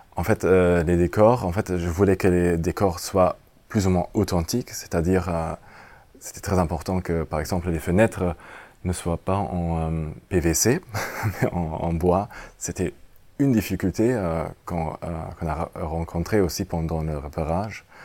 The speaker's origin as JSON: {"language": "French", "country": "Germany", "second_language": "French", "said": "pour moi, en tant qu'Allemand"}